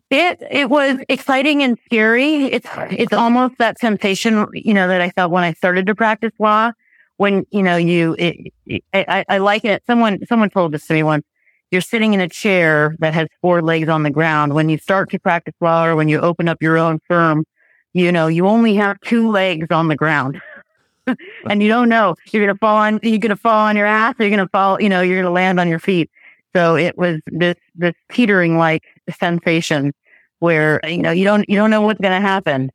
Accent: Los Angeles, California, United States; moved away as an adult; now in Marin County, United States; Born and raised in Tarzana, Woodland Hills, Encino area

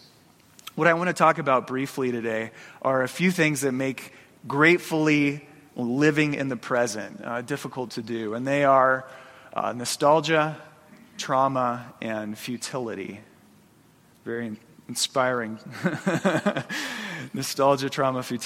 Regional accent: Phoenix, Arizona, United States; moved away as an adult; now in Boise, United States; I grew up in Phoenix. From elementary school up through college, you know, all my childhood was there.

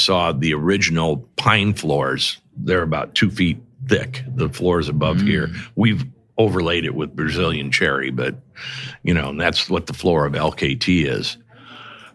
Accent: Michigan City, Indiana, United States; now in South Bend, United States; I grew up in Michigan City

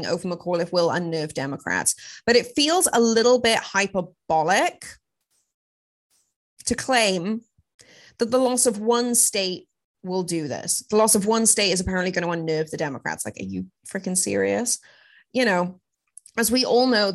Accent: United Kingdom; moved away as an adult; also born or lived in Los Angeles, United States; now in United States; I'm British

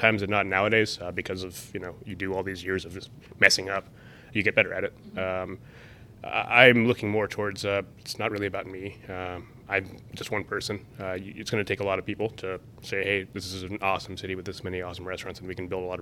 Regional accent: Columbus, Ohio, United States; I grew up in the Midwest.

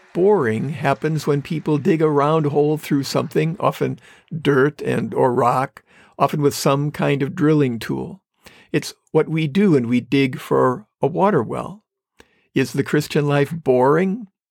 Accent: Manitowoc, Wisconsin, United States; moved away as an adult; When I came back to my hometown in Manitowoc, Wisconsin, after my first year of college

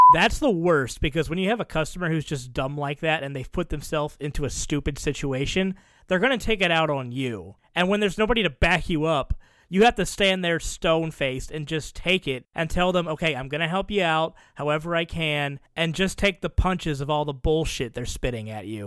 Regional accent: the South, United States; I grew up in the South

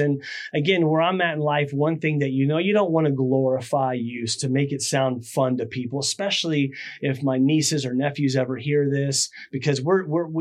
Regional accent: Clearwater?, near Tampa, Florida, United States; also born or lived in MacDill Air Force Base, Tampa, Florida; I grew up in Claremont City

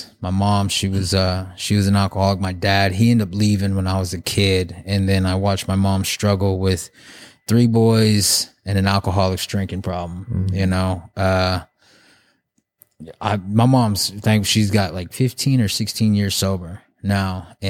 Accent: Muskogee, Oklahoma, United States; born there; so I was born in Muskogee. My mom, she's Navajo. She's from the reservation in Arizona, the Navajo reservation.

